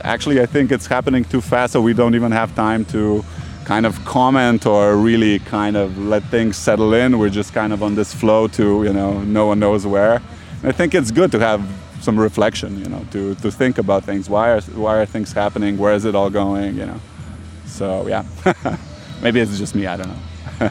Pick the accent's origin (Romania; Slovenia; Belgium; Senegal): Slovenia; Ljubljana; moved away; I'm from Ljubljana. Uh, I live in Ljubljana now again